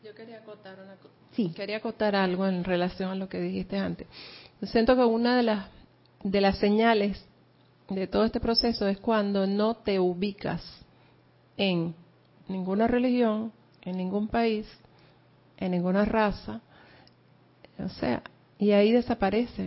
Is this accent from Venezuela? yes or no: yes; Venezuela; moved away; yo nací en un pueblito por allá de Venezuela donde, bueno, e, era un campo petrolero, pero es un pueblito